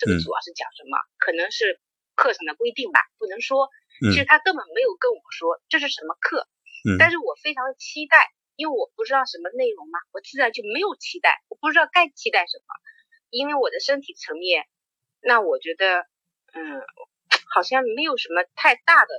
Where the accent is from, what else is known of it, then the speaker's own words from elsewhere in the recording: Ningbo, Zhejiang, China; moved away; 宁波是我老家呀。